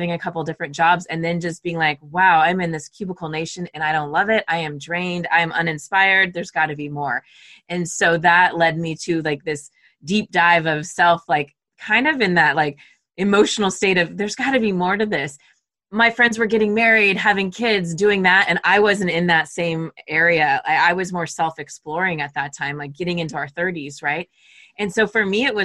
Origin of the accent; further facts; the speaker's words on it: Southern California, United States; moved away as an adult; also born or lived in Arizona / San Francisco; I grew up in Southern California, went to Arizona, moved to San Francisco